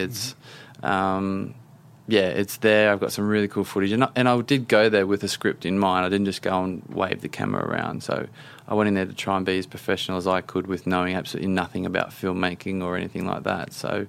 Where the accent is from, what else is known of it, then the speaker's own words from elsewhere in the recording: Australia; now in London, United Kingdom; I'm an Aussie living in London.